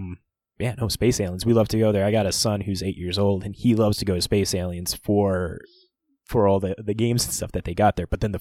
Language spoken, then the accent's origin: English; Fargo, North Dakota, United States; we're from the Midwest. We're from Fargo, North Dakota here. I don't know if you can tell by our accents or anything like